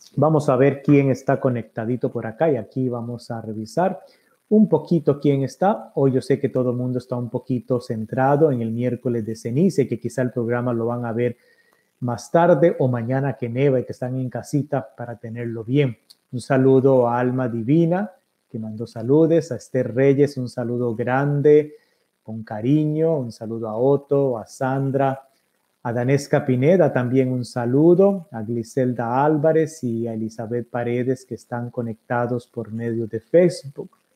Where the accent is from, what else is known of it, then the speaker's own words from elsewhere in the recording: Costa Rica; como buen tico